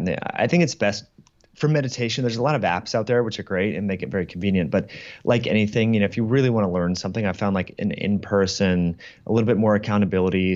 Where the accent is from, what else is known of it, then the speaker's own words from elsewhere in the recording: Kirkland, Washington, United States; a place here in Kirkland, uh, in my hometown that I used to go